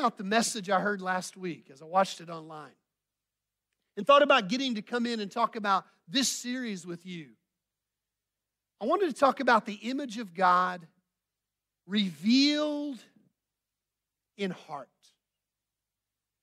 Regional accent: Bentonville, Arkansas, United States; moved away as an adult; also born or lived in Dubai; now in Houston, United States; I'm a Bentonville guy

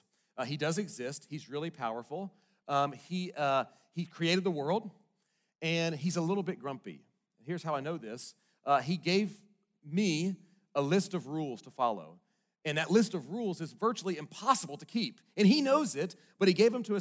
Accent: Bentonville, Arkansas, United States; also born or lived in Little Rock, Arkansas; most of my growing up days were in Northwest Arkansas up here in Bentonville

